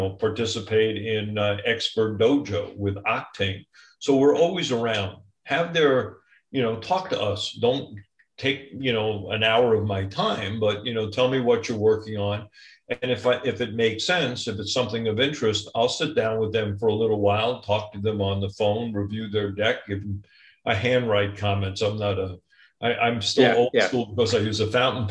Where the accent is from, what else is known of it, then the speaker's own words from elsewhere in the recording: New York, United States; I'm a New Yorker